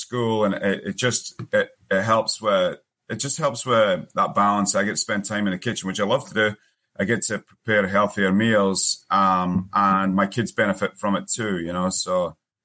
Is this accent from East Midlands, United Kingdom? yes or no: no; Forfar, Scotland, United Kingdom; moved away as an adult; now in United States; So I am originally from Scotland, a small town, as well, we would say a wee town, called Forfar, which is in the northeast. I came here in 2002 as a 21-year-old